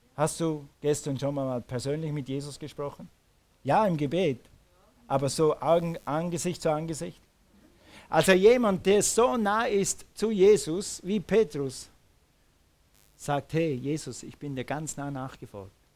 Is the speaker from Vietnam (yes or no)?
no; Switzerland; moved away; Als Schweizer wächst du mit dem Tessin auf